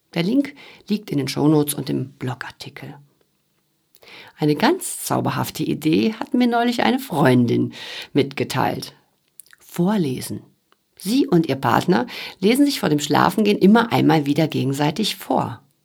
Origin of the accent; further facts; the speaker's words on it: Sauerland, North Rhine-Westphalia, Germany; moved away; Im Sauerland, wo ich aufgewachsen bin, da ist das komplett normal